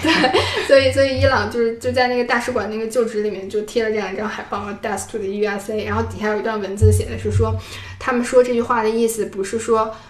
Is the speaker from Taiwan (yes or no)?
no; China; 我是从中国来的